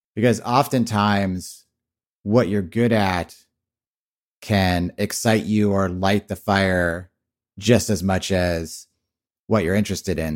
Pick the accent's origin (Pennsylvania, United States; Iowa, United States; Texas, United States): Texas, United States; I grew up in Texas